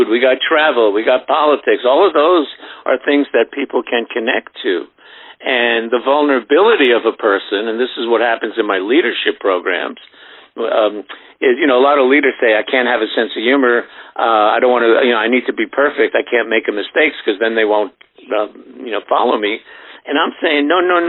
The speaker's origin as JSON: {"language": "English", "town": "New York City", "region": "New York", "country": "United States", "tie": "born or raised there", "said": "I grew up in Brooklyn before it was unlivable"}